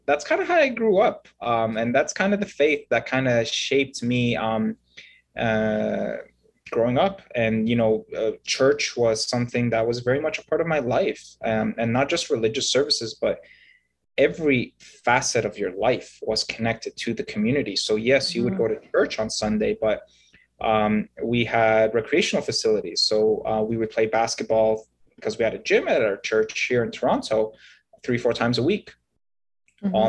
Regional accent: Egypt; I was born in Egypt, and I am a Coptic Christian.

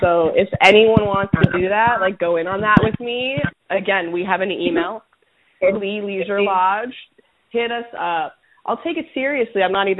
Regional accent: Venezuela; now in United States; I am from Venezuela. I am Venezuelan. This is not my country.

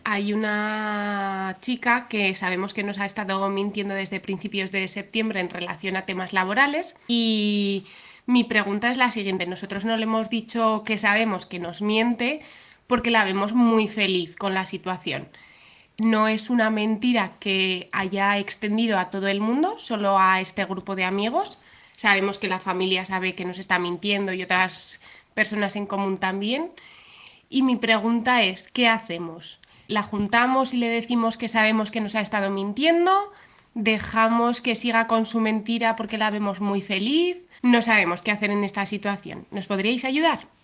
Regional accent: Zaragoza, Aragon, Spain; soy de Zaragoza

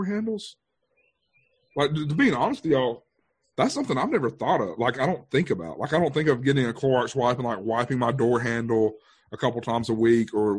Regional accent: Thomasville, United States; also born or lived in Mobile, Alabama; now in Avery County, United States; the two churches I was a part of growing up in Thomasville

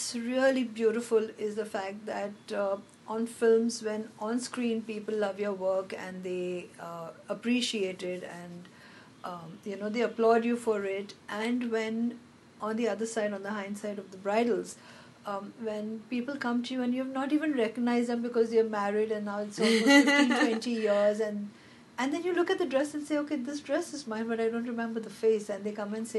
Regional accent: Hyderabad, Telangana, India; I'm from Hyderabad. I've grown up in Hyderabad

